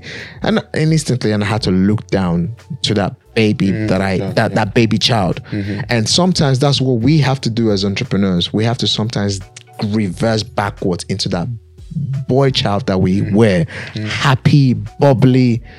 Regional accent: Nigeria; as an African child, as a Nigerian child, there's certain things that you must understand culture-wise. Respect is something that we love as Africans.

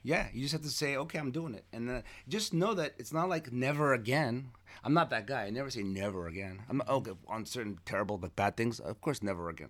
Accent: Los Angeles, California, United States; also born or lived in Armenia / Queens, New York; when I came from Armenia, we moved, uh, to Queens and then, uh, for a few months and then we moved to Hollywood out of nowhere. And it was on North Kingsley Drive. I grew up there.

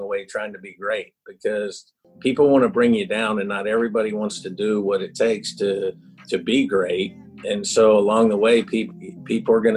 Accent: North Carolina, United States; moved away as an adult; also born or lived in Houston, Texas; now in South Carolina, United States; I grew up in North Carolina, and then I left

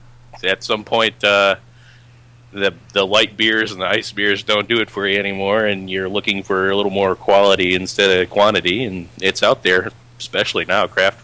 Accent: Michigan, United States; I grew up in Michigan.

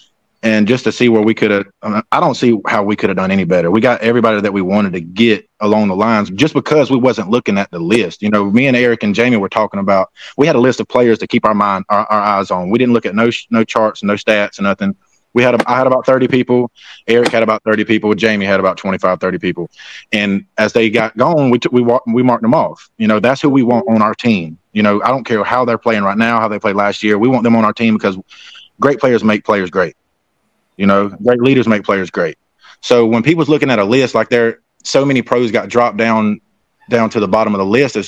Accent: South Carolina, United States; No, because I'm from South Carolina.

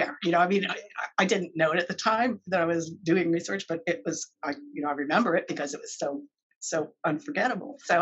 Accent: Maryland, United States; moved away as an adult; also born or lived in California; since I grew up in Maryland

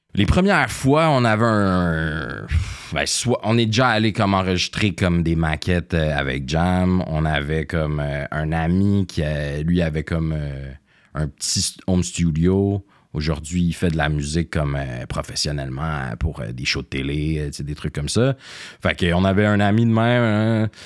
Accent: Greenfield Park, Quebec, Canada; also born or lived in Montreal; je suis né à Montréal, au Jewish, mais euh, j'ai grandi, euh, ça rive sud, rive à sud. Greenfield Park

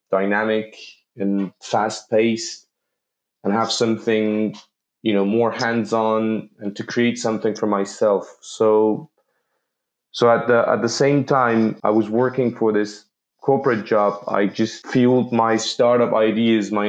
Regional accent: Tehran, Tehran Province, Iran; moved away; also born or lived in Malaysia / Belgium; I grew up in Tehran, Iran

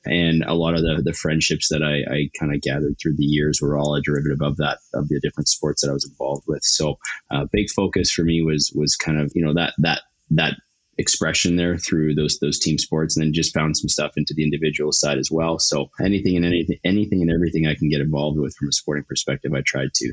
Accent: Calgary, Alberta, Canada; I'm born and raised Calgarian

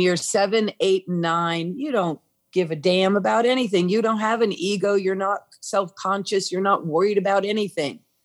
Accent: New England, United States; I'm from New England, the land of Christmas

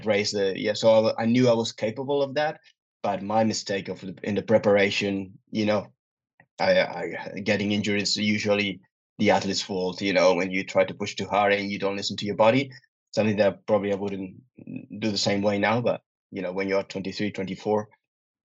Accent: Pontevedra, Galicia, Spain; Pontevedra, which is my hometown

